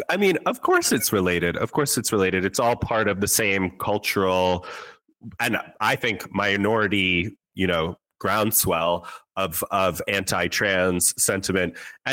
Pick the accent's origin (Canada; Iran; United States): United States; New York City, New York; I grew up on the Upper West Side of New York. Yeah, so there's a little Yiddish in there.